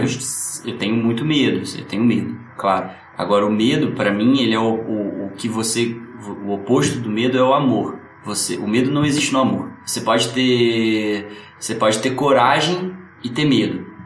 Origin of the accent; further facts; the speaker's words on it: Rio de Janeiro, Brazil; Só que eu nasci em Santa Teresa e morava na Tijuca